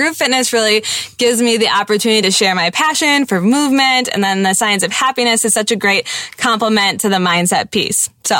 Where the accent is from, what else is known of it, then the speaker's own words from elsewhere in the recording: Wisconsin, United States; we are moms from Wisconsin.